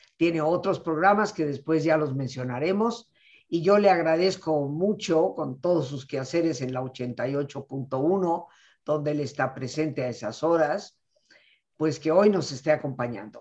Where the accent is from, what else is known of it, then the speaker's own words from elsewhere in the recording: Mexico; mi cultura mexicana